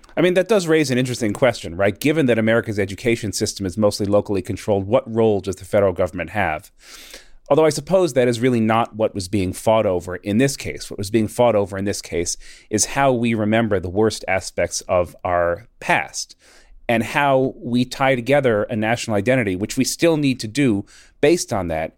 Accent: Northeast, United States; Growing up in the Northeast, you know, we learned what the Civil War was fought over.

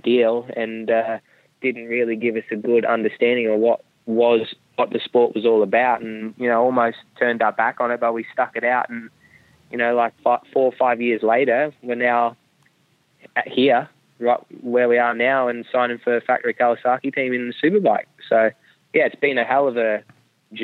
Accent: Melbourne, Victoria, Australia; first language German; also born or lived in Germany; I was born in Germany. And then they moved out to Australia when I was two, and I was a German-speaking baby.

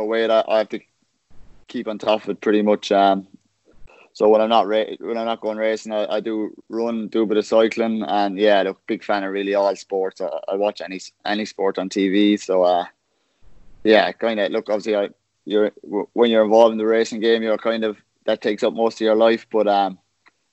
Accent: Cork, Munster, Ireland; moved away as an adult; also born or lived in Kilworth / Araglen; now in Victoria, Australia

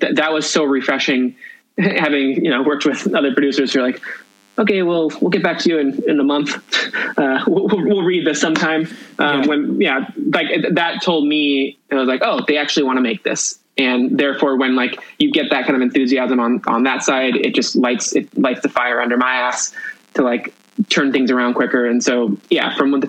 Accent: Yorba Linda, California, United States; also born or lived in Whittier, California; we moved from Whittier, California, in May, end of May of 1993. I was like at the end of my second grade year, and we moved, I finished second grade in Whittier, and then we moved to Yorba Linda

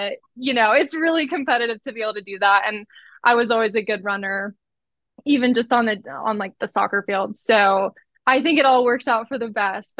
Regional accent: Colorado, United States; I grew up in Colorado, big Mormon family

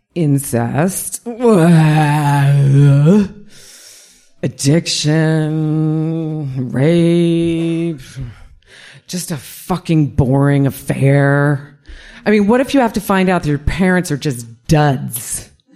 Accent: New York, United States; when I was a kid growing up in New York

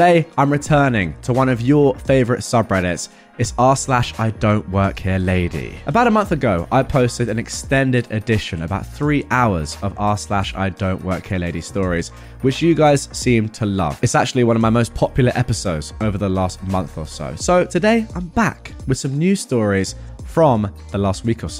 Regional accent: England, United Kingdom; I'm English

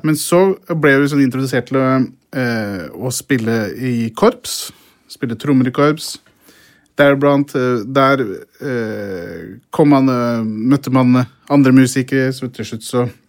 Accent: Brumunddal, Innlandet, Norway; jeg vokste opp i Brumunddal

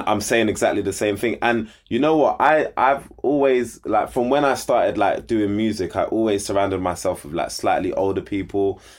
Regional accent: London, United Kingdom; grew up in Southeast London, like you said. Grew up in Peckham

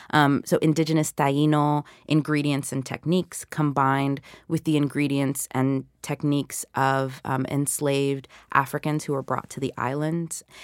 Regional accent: the South, United States; which of course I had plenty of growing up in the South.

